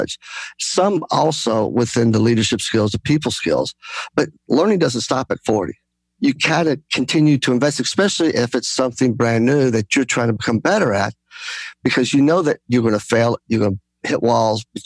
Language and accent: English; United States; I'm Greek American, so I come from a very gregarious background, family